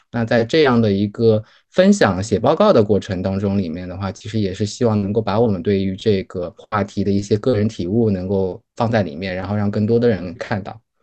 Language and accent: Chinese; Wuxi, Jiangsu, China; moved away; 我是来自无锡的这个跟常州交界的一个镇子上面